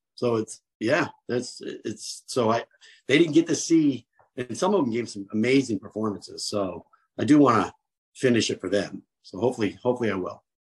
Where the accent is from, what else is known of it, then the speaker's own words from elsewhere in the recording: New Jersey, United States; I'm from Jersey